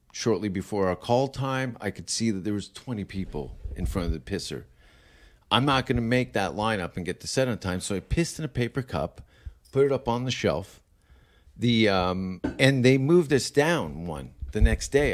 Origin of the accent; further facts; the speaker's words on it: Hamilton, Ontario, Canada; I am from Hamilton.